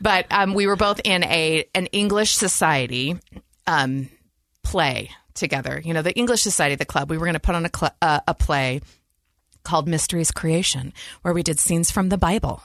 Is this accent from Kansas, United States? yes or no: no; Lincoln, Nebraska, United States; moved away; also born or lived in Utah; we grew up in Lincoln, Nebraska, the Midwest